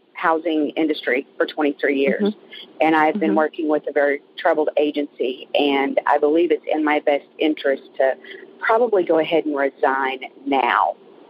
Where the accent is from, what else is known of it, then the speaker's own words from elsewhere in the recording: San Antonio, Texas, United States; I'm calling you from the middle of nowhere, Texas, but I'm from San Antonio.